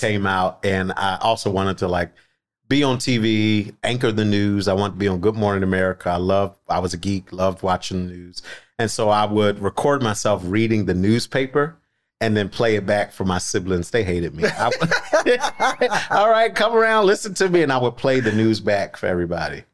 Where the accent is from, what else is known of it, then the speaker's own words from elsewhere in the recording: Philadelphia, Pennsylvania, United States; I am from Philly.